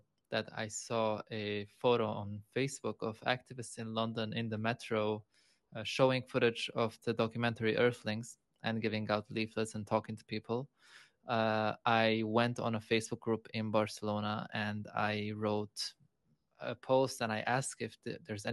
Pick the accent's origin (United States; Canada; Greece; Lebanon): Lebanon; moved away as an adult; also born or lived in Europe; now in Bali, Indonesia; So I am from Lebanon, born and raised.